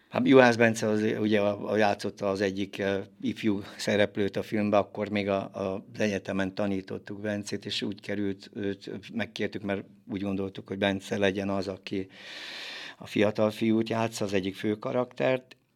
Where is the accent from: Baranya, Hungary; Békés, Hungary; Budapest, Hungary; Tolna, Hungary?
Tolna, Hungary; Kismorágy; gyerekkoromban Kismorágyon nőttem föl